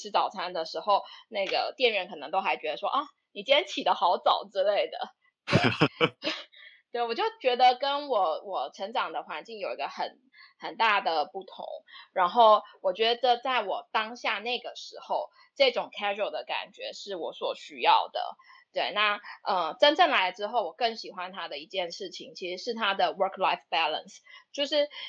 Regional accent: Taipei, Taiwan; now in Melbourne, Australia; 最主要是受它的整个城市的氛围吸引，就是因为我是台北人，就是从小到大都在都在台北长大。那台北是就步调很快嘛，就大城市，然后步调很快

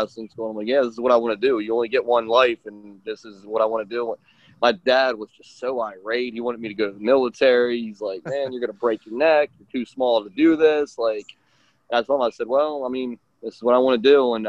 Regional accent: Baltimore, Maryland, United States; I grew up in Baltimore, Maryland, in the United States

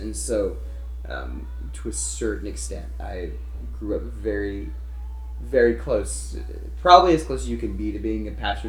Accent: the Bible Belt, United States; I grew up in the Bible Belt. My grandparents were involved in ministry.

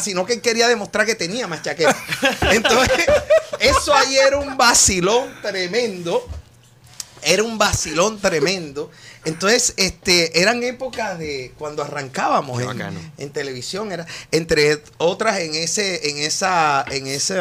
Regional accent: Colombian Caribbean coast, Colombia; moved away; also born or lived in Bogotá; como todo costeño, yo llegaba y siempre era haciendo música con los lápices

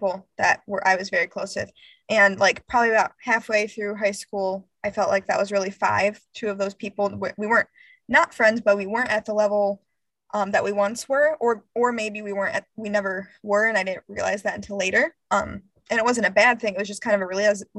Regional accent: Grand Rapids, Michigan, United States; moved away as an adult; I grew up in Grand Rapids for 15 years

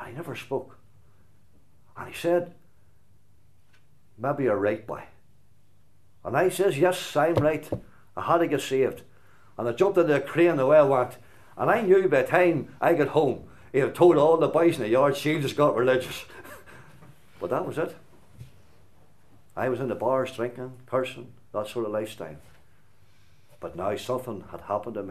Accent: Glenann, Northern Ireland, United Kingdom; there's a wee hall in our village in Glenann called Glenann. I'm from Glenann

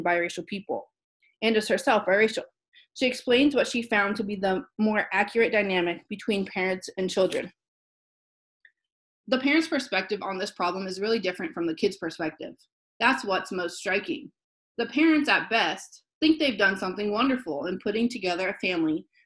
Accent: Southern Illinois, United States; I grew up in Southern Illinois in a pretty conservative area

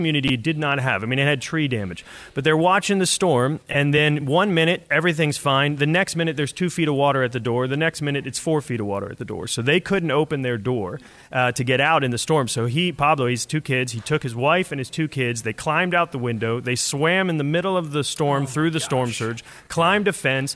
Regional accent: Pennsylvania, United States; I'm from Pennsylvania

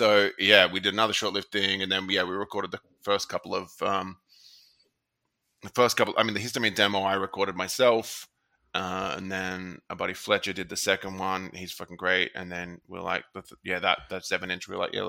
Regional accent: Australia; accent: Australian; I think I sound very Australian. Like, they'd be like, "Oh, you're from America?" I'm like, "I've never even been there, dude."

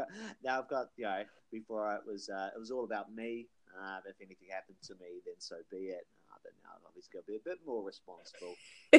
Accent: New Zealand; also born or lived in Australia; It's the original base from being New Zealand, being in Australia for a while, but traveling all over the world for a while there as well.

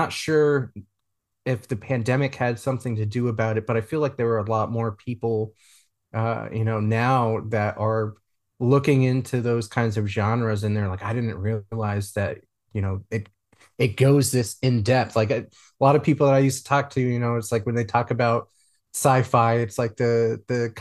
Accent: East Coast, United States; now in Texas, United States; I live down in Texas, but I'm originally from the East Coast

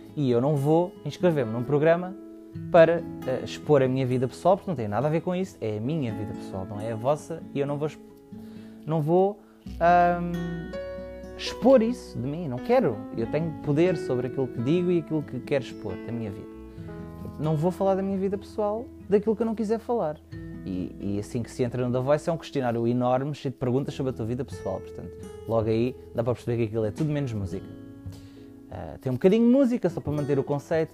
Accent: Almada, Setúbal, Portugal; sou natural de Almada, uh, Margem Sul

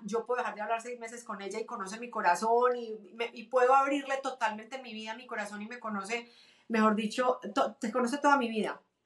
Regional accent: Medellín, Antioquia, Colombia; moved away as an adult; also born or lived in Cúcuta, Colombia; now in United States; Mis papás se conocieron allá, los dos son de Medellín, toda mi familia es de Medellín, me cría en Medellín

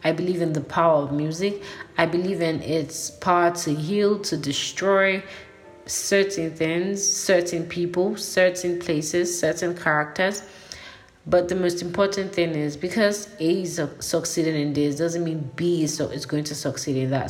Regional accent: Nigeria; I'm Nigerian

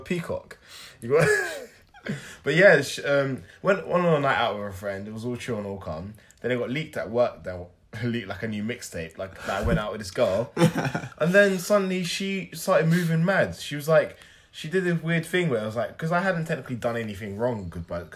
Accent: Nigeria; I'm a Nigerian.

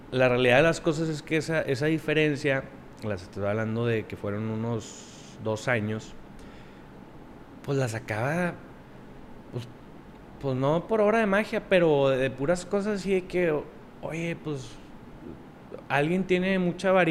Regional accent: Monterrey, Nuevo León, Mexico; aquí de Monterrey.

